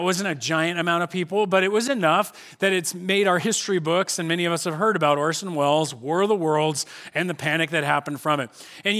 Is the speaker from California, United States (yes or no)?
yes; Corona, California, United States; You know, I grew up here in Corona, and kind of the first introductions I received of the Bible was this idea that the Bible and youth group was told to us this way.